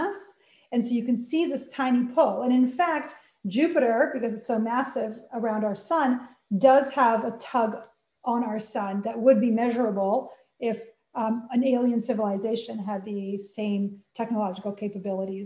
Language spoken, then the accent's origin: English; Canada; moved away; I'm Canadian